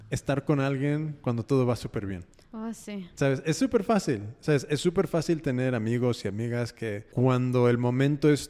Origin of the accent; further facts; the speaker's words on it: United States; yo personalmente, yo nacido y criado en Estados Unidos.